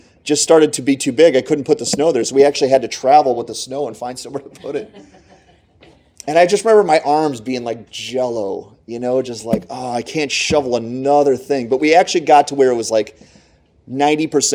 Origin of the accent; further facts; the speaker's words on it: Northeast Pennsylvania, United States; I grew up in Northeast PA like many of you guys did.